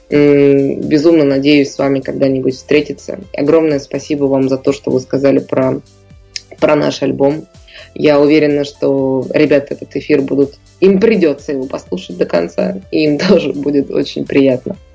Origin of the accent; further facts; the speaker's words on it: Chukotka Autonomous Okrug, Russia; Я с Чукотки. Я, я, я, я могу вам сказать, что вы, э, жители э, Беларуси, для нас, для Чукч, являетесь жители, жителями материка.